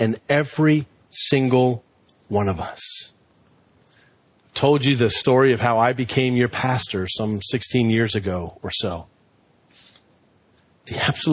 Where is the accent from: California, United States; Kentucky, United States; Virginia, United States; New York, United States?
Virginia, United States; Reston; Growing up in Reston Bible Church, when we finally built our building, I was like 14 years old